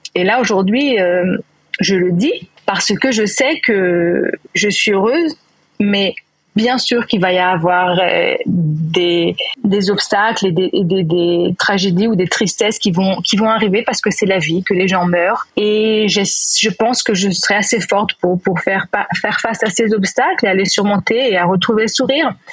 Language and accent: French; Neuilly-sur-Seine, Île-de-France, France; moved away as an adult; now in Israel; j'ai grandi à Neuilly, donc dans banlieue parisienne